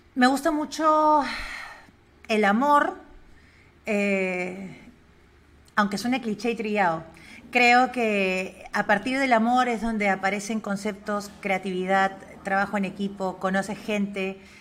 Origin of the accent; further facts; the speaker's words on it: Lima, Peru; also born or lived in Spain; yo soy limeña, soy de la capital